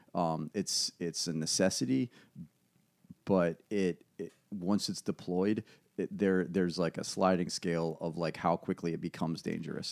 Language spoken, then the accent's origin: English; Ashland, Virginia, United States; also born or lived in West Coast; I was raised in Ashland